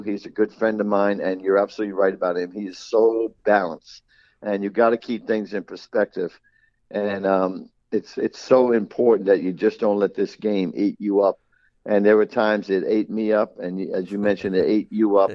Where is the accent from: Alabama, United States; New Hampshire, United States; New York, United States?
New York, United States; New York City; moved away; I grew up in New York City, and I was a product of, of New York schoolyard basketball